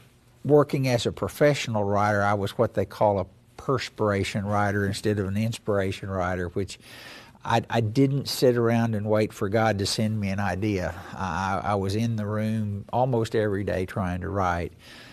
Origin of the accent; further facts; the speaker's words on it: Grove, Oklahoma, United States; I was raised in Grove, Oklahoma, on Grand Lake. My mother and father were both teachers there, and grew up on the farm that my mother was born in, that my granddad homesteaded when it was still Indian Territory